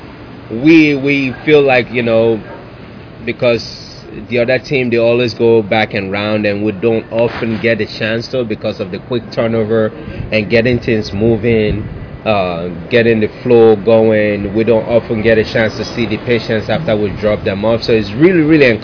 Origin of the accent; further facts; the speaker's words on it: New Jersey, United States; I am from New Jersey